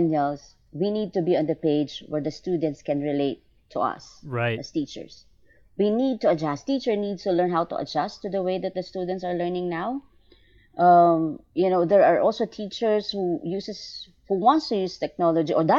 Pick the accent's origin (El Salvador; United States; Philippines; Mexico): Philippines; I came from Asia. I'm from the Philippines.